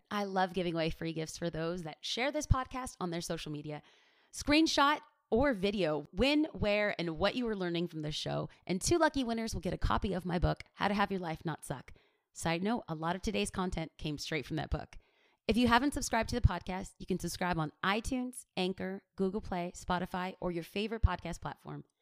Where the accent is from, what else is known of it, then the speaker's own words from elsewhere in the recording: Los Angeles, California, United States; I'm a girl from East